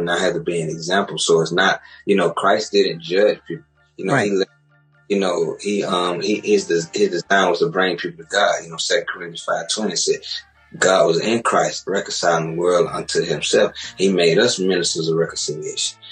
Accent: Macon, Georgia, United States; Me and Zeno, we're actually from Macon, living Macon, born and raised.

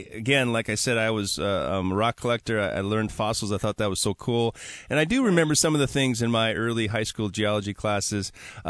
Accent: Milwaukee, Wisconsin, United States; now in Washington, United States; I, of course, am from Milwaukee, Wisconsin.

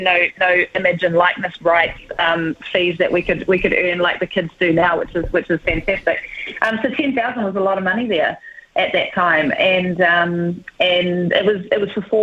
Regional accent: Whanganui, Manawatū-Whanganui, New Zealand; moved away as an adult; I grew up in Whanganui in the 80s

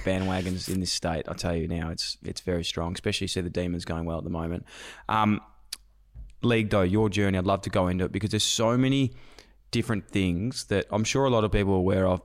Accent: Melbourne, Victoria, Australia; I'm from Melbourne.

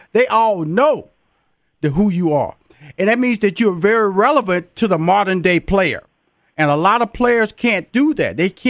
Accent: Texas, United States; because I'm from Texas

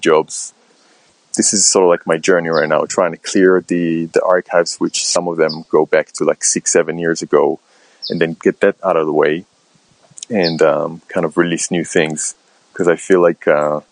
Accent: Israel; moved away as an adult; now in London, United Kingdom; I'm originally from Israel and I moved to London in 2008.

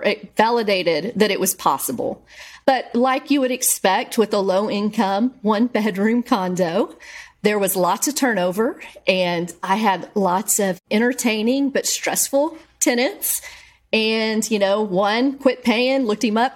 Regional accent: Bryan, Texas, United States; my hometown

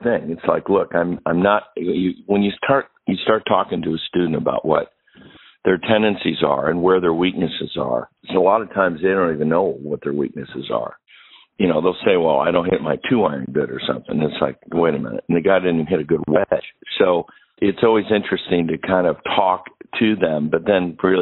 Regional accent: Pittsburgh, Pennsylvania, United States; now in Michigan, United States; I've been in Michigan for a lot of my life, but I grew up right in Pittsburgh.

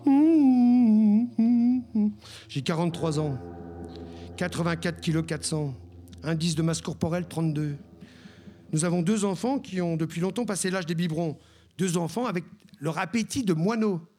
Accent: Brittany, France; Quand j'étais gosse, je disais que je suis breton et fier de l'être.

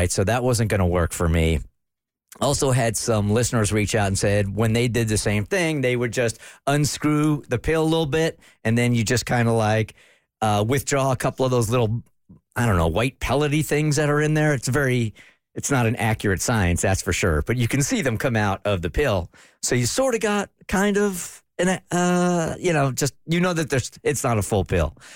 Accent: New York, United States; people make fun of me because I'm a New Yorker

